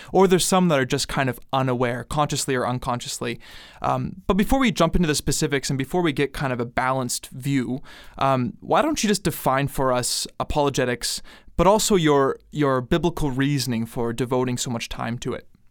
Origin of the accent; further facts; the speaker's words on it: Canada; I'm from Canada